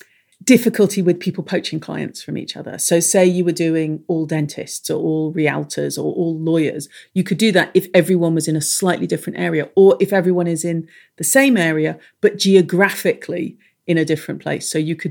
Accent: Ireland; accent: English; I am Irish, nomadic, when it isn't a time of plague. I have an English accent, which is extremely confusing for everyone, most of all for me.

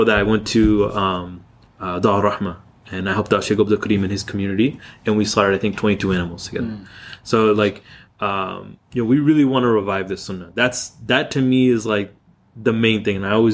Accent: Seattle, Washington, United States; When I was growing up in Seattle, we didn't have any halal stores or anything like that.

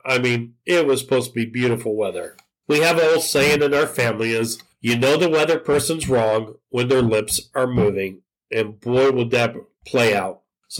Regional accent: Southern California, United States; moved away; being that I grew up in Southern California

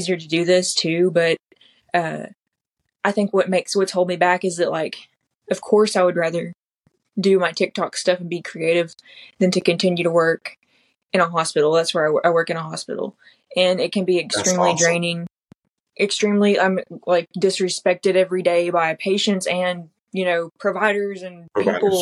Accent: Lebanon, Tennessee, United States; also born or lived in Tellico Plains, Tennessee; I've always lived in Tennessee, but I was born in East Tennessee in the Appalachian Mountains, and I lived there until I was 9

